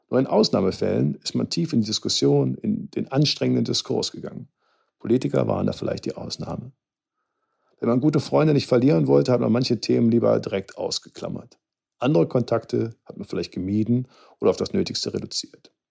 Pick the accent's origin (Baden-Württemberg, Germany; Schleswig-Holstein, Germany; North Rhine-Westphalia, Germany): North Rhine-Westphalia, Germany; Cologne; Ich will meine Gedanken beenden, wie es zu mir als Kölner am besten passt. Mit einer Titelzeile der Kölner Band